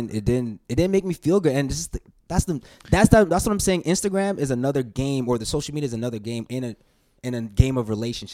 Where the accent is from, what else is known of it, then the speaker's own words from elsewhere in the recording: Calgary, Alberta, Canada; growing up in Calgary, I was like, I listened to the radio a lot.